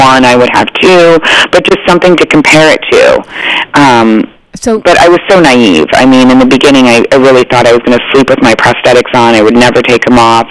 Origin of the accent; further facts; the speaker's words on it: Arizona, United States; I grew up in Arizona, and we skied